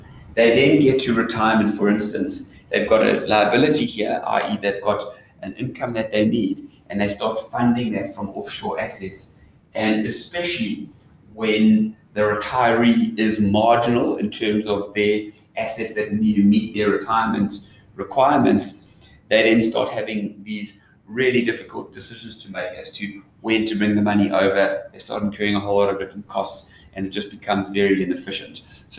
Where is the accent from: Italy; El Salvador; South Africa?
South Africa; So it's not just generally a South African thing, but as a South African, if you are like a global citizen, then you need to have assets in the different jurisdictions where that currency is.